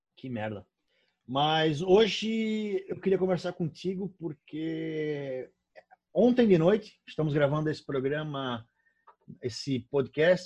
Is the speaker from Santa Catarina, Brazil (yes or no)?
yes; Brusque, Santa Catarina, Brazil; aqui da cidade de Brusque, onde eu onde eu moro, onde eu nasci